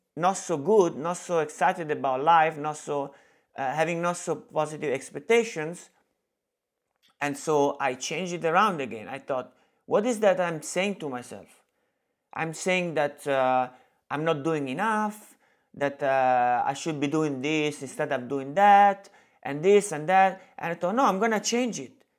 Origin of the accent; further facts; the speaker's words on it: Italy; English is a second language; moved away; I'm from Italy